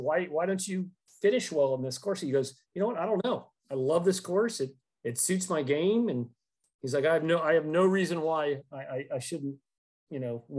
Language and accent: English; Cumming, Georgia, United States; in my hometown, Cumming, Georgia